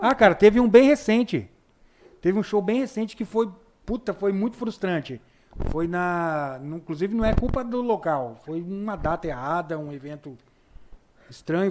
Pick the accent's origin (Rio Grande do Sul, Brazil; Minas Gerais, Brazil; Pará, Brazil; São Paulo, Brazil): Rio Grande do Sul, Brazil; now in Rondonópolis, Brazil; Eu sou gaúcho